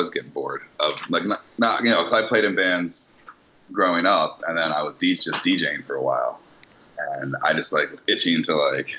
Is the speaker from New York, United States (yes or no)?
no; Philadelphia, Pennsylvania, United States; now in Los Angeles, United States; I'm originally from Philly, but I moved here a while ago